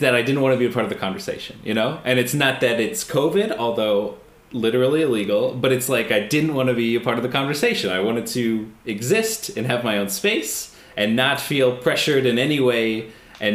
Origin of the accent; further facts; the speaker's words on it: United States; I'm American